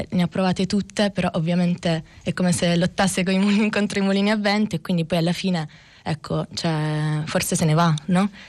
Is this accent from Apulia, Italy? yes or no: yes; Apulia, Italy; now in Naples, Italy; io sono pugliese, però adesso vivo a Napoli, insomma, eh, momentaneamente però insomma, vivo a cavallo fra Campania e Puglia